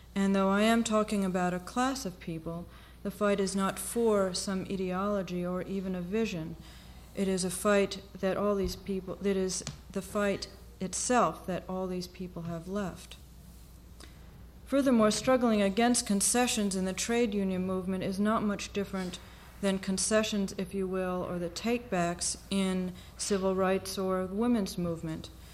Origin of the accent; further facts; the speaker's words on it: United States; we are still American born and foreign